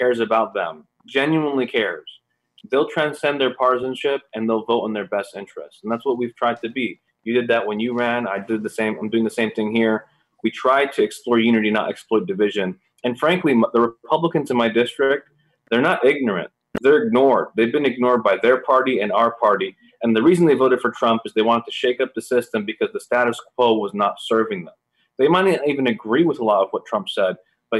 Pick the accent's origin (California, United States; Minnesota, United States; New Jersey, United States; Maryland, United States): California, United States; San Diego; also born or lived in Gaza; I was born in San Diego, born in this district